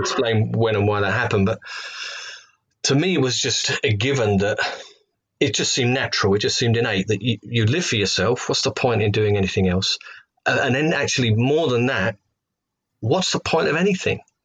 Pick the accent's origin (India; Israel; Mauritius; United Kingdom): United Kingdom; London; accent: Cockney; moved away as an adult; also born or lived in Loughton, Essex; now in Hereford, United Kingdom; I'm from uh, um, London, England